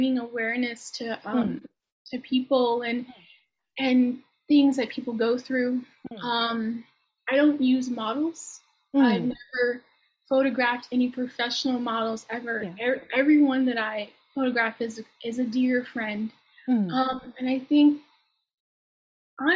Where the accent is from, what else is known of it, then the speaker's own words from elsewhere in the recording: Baltimore, Maryland, United States; also born or lived in Atlanta, Georgia / Savannah, Georgia / Hong Kong; now in California, United States; I'm based in California, but I'm originally from Baltimore, Maryland